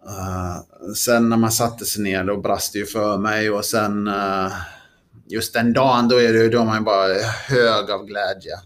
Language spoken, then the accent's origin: Swedish; Sweden; som svensk